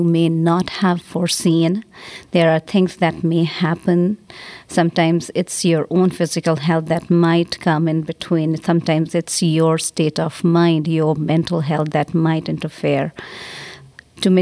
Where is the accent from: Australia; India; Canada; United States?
India; moved away; I'm from India